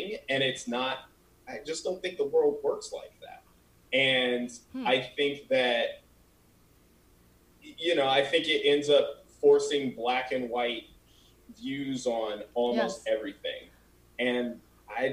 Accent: Colorado, United States; moved away as an adult; now in California, United States; I'm not from California, and I feel like, you know, I've only been here 5 years. So I'm from Colorado

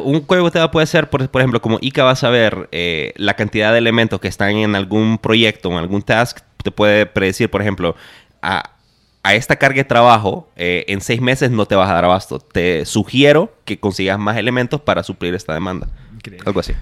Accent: Honduras; moved away as an adult; now in Guatemala; yo soy de Honduras

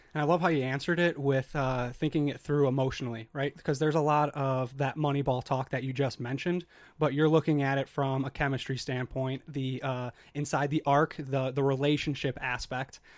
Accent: Chicago, Illinois, United States; moved away as an adult; I'm from Chicago

